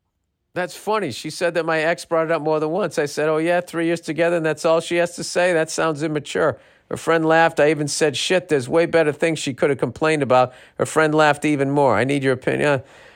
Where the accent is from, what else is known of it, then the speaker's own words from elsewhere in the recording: Texas, United States; I'm from Texas.